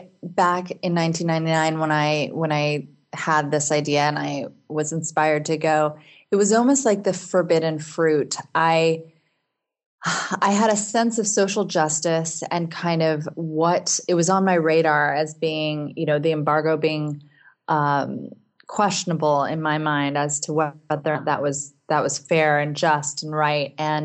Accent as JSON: {"language": "English", "country": "United States", "also_born_or_lived": "Seattle, Washington", "said": "as an American citizen"}